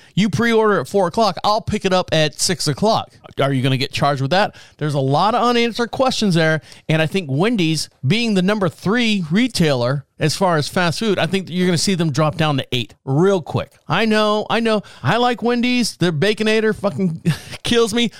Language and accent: English; Orlando, Florida, United States; I was born and raised in Orlando